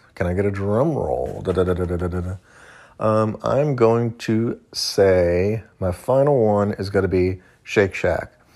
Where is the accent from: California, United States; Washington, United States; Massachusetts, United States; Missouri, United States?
Missouri, United States; I grew up in Missouri